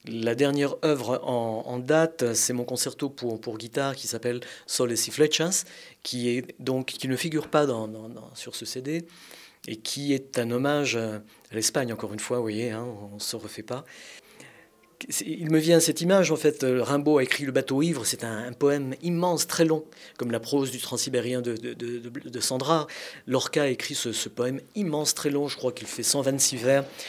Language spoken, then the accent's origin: French; France; Je suis français de naissance, de culture, d'âme fière de l'être, mais je suis espagnol de sang